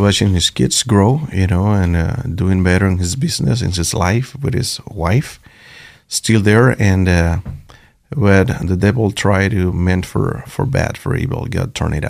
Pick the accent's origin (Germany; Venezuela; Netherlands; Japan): Venezuela; moved away